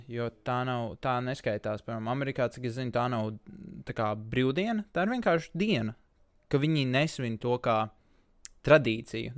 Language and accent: Latvian; Latvia; es personīgi ļoti lepojos ar to, ka es esmu latvietis